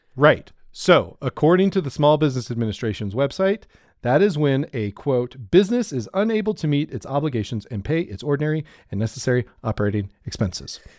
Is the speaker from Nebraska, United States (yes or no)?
yes; Nebraska, United States; I grew up in Nebraska, uh, you know, on the, on the Great Plains